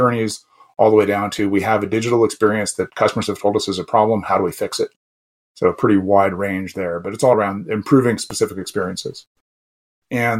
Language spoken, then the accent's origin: English; Southern California, United States; moved away as an adult; also born or lived in Canada; growing up in Southern California